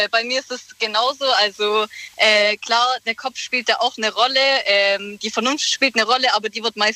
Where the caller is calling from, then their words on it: Heidenheim, Baden-Württemberg, Germany; die …. Wir kommen aus Heidenheim